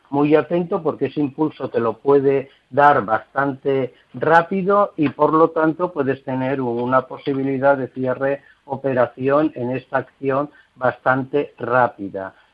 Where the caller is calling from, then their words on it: Seville, Andalusia, Spain; de Sevilla y le preguntaba la analista por Palantir de Estados Unidos.